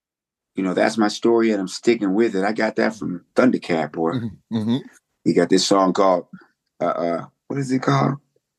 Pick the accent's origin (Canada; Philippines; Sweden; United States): United States; Silver Spring, Maryland; also born or lived in Greenville, Mississippi / New York City; I'm from actually Silver Spring, Maryland, Washington, D.C.